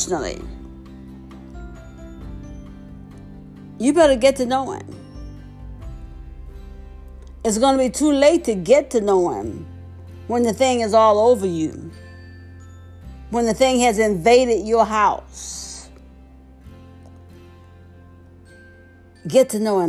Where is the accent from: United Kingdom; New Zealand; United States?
United States; the South; when I was growing up in the South